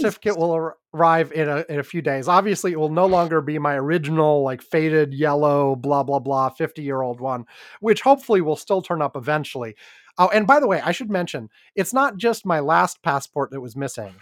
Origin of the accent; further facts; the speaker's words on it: Wisconsin, United States; I was born in Wisconsin